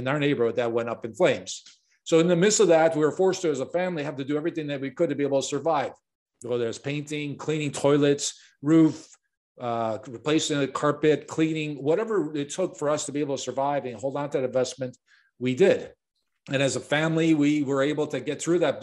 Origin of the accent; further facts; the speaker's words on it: Chicago, Illinois, United States; I was born and raised in Chicago, and I got thrown into the business growing up